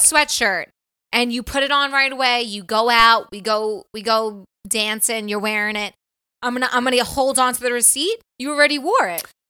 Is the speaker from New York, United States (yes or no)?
yes; New York, United States; moved away as an adult; now in California, United States; we're from probably the East Coast